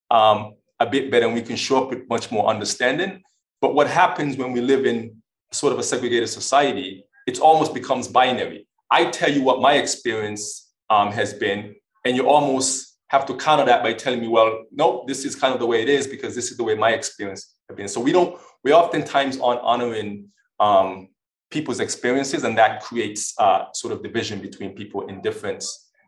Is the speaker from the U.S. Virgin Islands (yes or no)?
yes; U.S. Virgin Islands; also born or lived in Maine / Washington / Oklahoma; now in Wisconsin, United States; I'm originally from the Virgin Islands. Uh, I lived in Maine. I lived in Washington. Um, I lived in Oklahoma